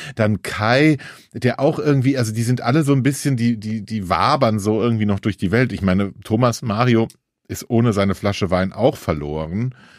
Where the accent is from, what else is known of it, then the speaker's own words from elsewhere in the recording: Hesse, Germany; bei uns in Hesse